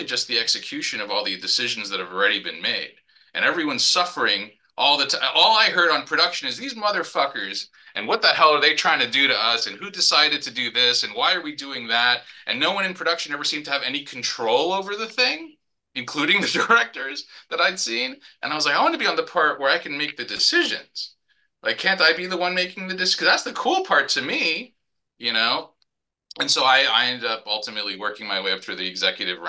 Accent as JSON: {"language": "English", "town": "New York City", "region": "New York", "country": "United States", "tie": "born or raised there", "said": "growing up in New York and Manhattan being I was a Marvel kid"}